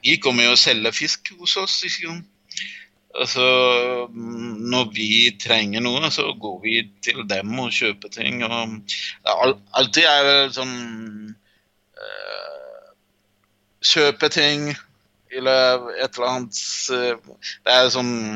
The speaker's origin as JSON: {"language": "Norwegian", "area": "Jaffna Peninsula", "region": "Northern Province", "country": "Sri Lanka", "second_language": "Norwegian", "moved": "yes", "lives_now": "Drammen, Norway", "said": "Jeg er en tamil fra Sri Lanka. Så, um, I Sri Lanka kommer jeg fra um, Jefma-halvøya. Jeg kommer egentlig fra en liten landsby i Jefma-halvøya."}